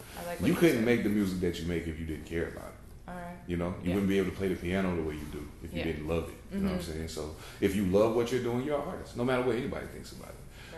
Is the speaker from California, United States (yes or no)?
no; North Carolina, United States; North Carolina.